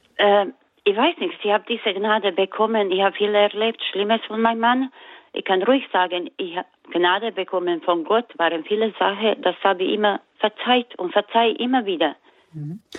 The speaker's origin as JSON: {"language": "German", "country": "Croatia", "moved": "yes", "said": "ich komme aus, äh, aus Kroatien"}